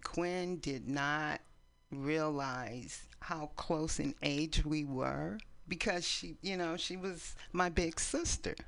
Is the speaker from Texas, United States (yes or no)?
no; East Palo Alto, California, United States; also born or lived in San Francisco, California; now in Oakland, United States; we grew up in East Palo Alto